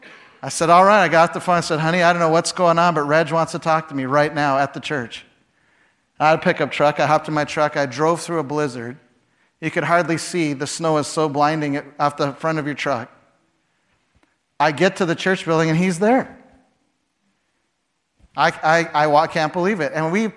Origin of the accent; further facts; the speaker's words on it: Chicago, Illinois, United States; When I first went to Canada, I came from Chicago. In Chicago, you dress like a business person, so I would have a white shirt and a tie.